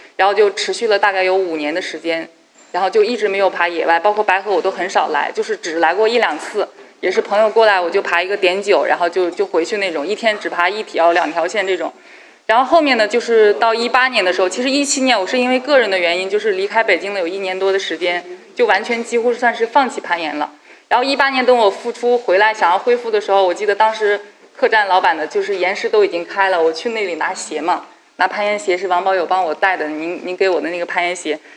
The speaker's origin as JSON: {"language": "Chinese", "region": "Xinjiang", "country": "China", "tie": "born or raised there", "moved": "yes", "lives_now": "Beijing, China", "said": "我从小是在新疆生活长大的"}